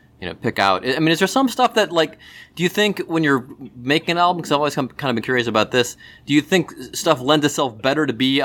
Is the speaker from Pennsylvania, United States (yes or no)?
no; Cleveland, Ohio, United States; now in Cincinnati, United States; We're from Cleveland.